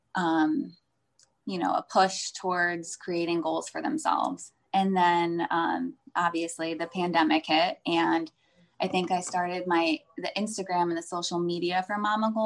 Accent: Northeast, United States; also born or lived in California; now in Florida, United States; I live in Florida. I am from the Northeast, so I have like Northeastern vibes in my blood.

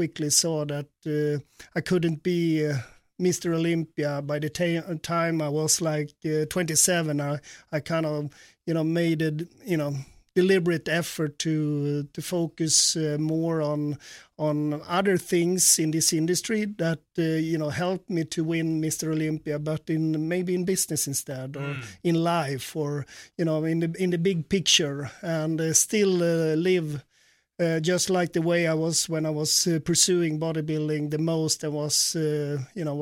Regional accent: Sweden; now in United States; growing up in Sweden

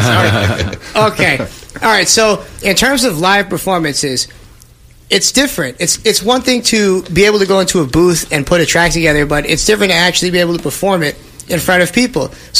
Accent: Boston, Massachusetts, United States; We're from Boston

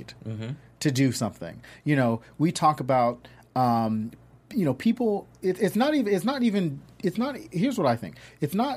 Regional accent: the South, United States; I grew up in the South.

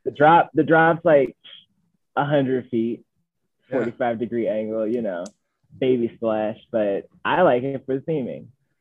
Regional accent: Northeast, United States; mainly because I'm from the Northeast.

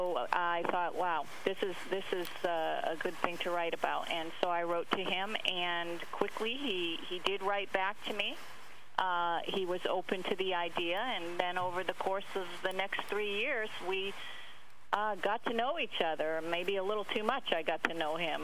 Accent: Massachusetts, United States; moved away as an adult; also born or lived in Montreal; I grew up in Massachusetts

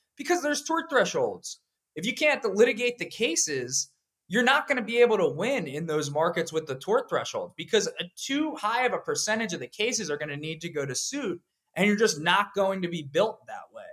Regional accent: Pennsylvania, United States; I grew up in Pennsylvania

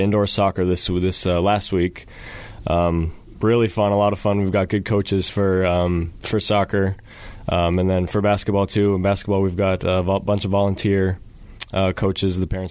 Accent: Barnum, Minnesota, United States; also born or lived in Texas; I am from small town Barnum, Minnesota in the Duluth area

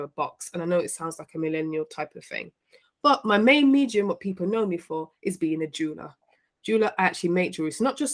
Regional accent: Birmingham, West Midlands, United Kingdom; accent: Midlands; moved away as an adult; also born or lived in Liverpool / Coventry; now in London, United Kingdom; I grew up in Birmingham, which is the second city of England.

